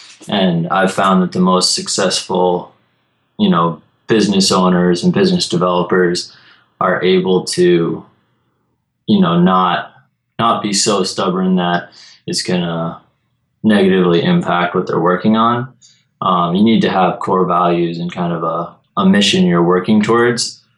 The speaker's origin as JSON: {"language": "English", "town": "Peaks Island", "region": "Maine", "country": "United States", "tie": "born or raised there", "said": "Sure, so I grew up on Peaks Island, which is a small island off the coast of Portland, Maine."}